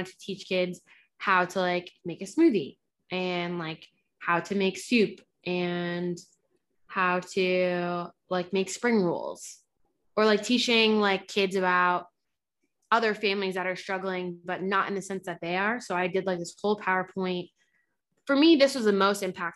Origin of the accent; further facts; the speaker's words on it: New Jersey, United States; I grew up in Jersey because my family wanted to get out of the hood